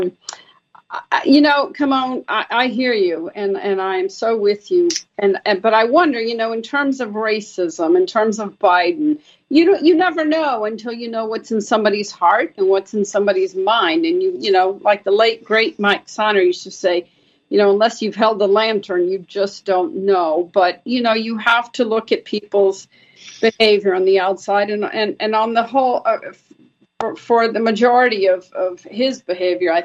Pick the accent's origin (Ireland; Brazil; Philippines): Brazil; growing up in Brazil, having been born in Brazil